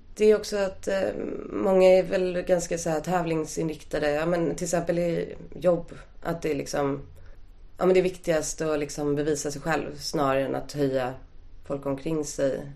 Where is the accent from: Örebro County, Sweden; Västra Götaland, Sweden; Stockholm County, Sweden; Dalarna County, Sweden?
Stockholm County, Sweden; Stockholm; Jag är uppvuxen på Östermalm